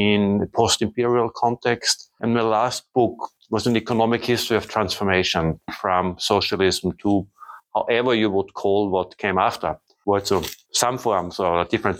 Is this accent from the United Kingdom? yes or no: no; Austria; now in Germany; I was born in 1970 in Austria.